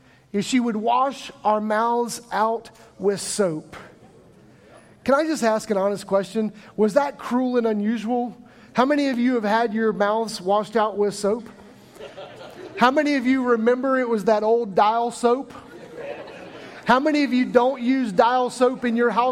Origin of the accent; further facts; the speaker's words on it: Midwest, United States; moved away; I grew up in the Midwest